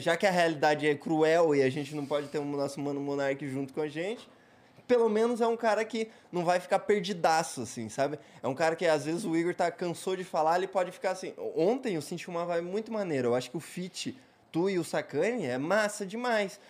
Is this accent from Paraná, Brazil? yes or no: yes; Curitiba, Paraná, Brazil; eu sou curitibano não praticante